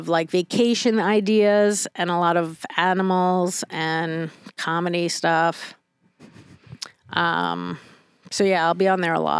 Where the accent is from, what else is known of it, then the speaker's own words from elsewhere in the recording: New York City, New York, United States; I am from New York City. I am the garbage that was made there.